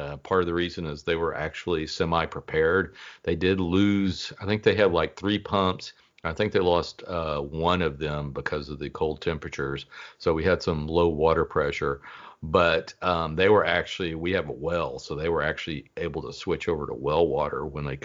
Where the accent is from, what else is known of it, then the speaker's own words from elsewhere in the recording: Dallas, Texas, United States; I grew up in the Dallas area